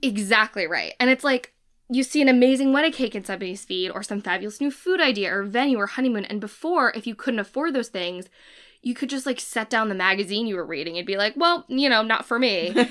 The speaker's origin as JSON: {"language": "English", "country": "United States", "said": "we are American"}